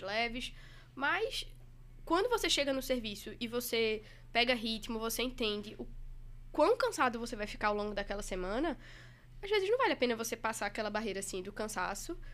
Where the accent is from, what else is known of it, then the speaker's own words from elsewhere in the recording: Recife, Pernambuco, Brazil; moved away as an adult; now in São Paulo, Brazil; sou recifense carteirinha